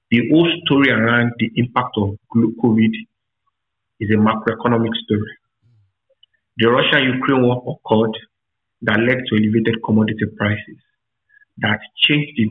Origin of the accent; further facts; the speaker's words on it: Ekiti, Nigeria; now in Lagos, Nigeria; personal background, I'm from Ekiti State.